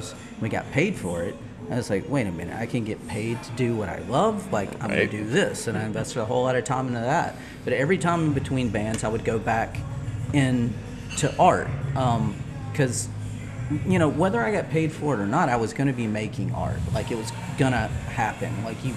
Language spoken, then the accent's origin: English; Charlotte, North Carolina, United States; also born or lived in Asheville, North Carolina; I grew up in the Charlotte area